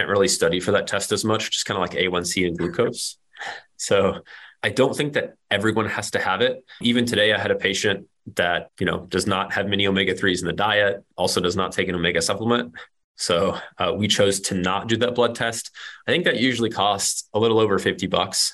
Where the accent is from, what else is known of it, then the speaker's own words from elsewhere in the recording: Kansas, United States; I'm from Kansas